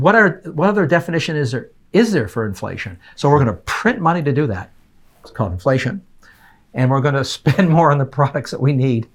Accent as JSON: {"language": "English", "country": "Canada", "moved": "yes", "lives_now": "United States", "said": "I'm an immigrant. I came from Canada, adopted this country."}